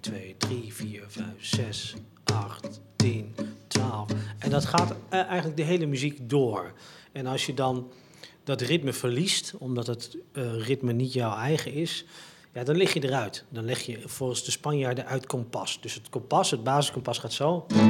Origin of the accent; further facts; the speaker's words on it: Het Gooi, North Holland, Netherlands; ik als een Gooise jongeman waar ik ben opgegroeid